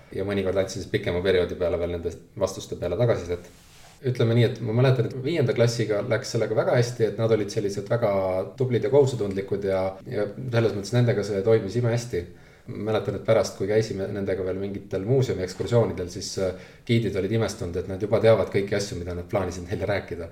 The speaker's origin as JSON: {"language": "Estonian", "town": "Tallinn", "region": "Harju County", "country": "Estonia", "also_born_or_lived": "Helsinki", "said": "õpetasingi Merivälja koolis, kus ma olin ise kunagi esimeses klassis õppinud"}